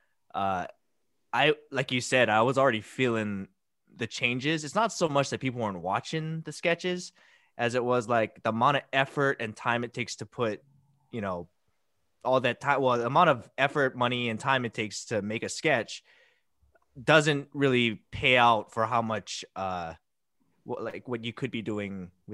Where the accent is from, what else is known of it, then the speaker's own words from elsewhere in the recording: Hilo, Hawaii, United States; Hilo, Big Island